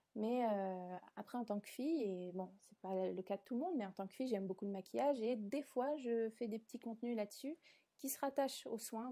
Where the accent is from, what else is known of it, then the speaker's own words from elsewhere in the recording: south of France, France; moved away as an adult; also born or lived in Paris; je suis pas originaire de Paris, je suis originaire du sud de la France